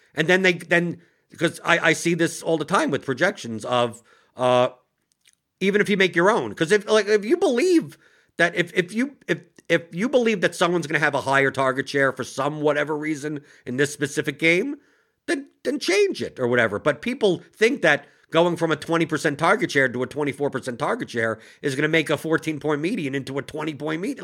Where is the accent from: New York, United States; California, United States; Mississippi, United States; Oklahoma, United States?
New York, United States; I'm from New York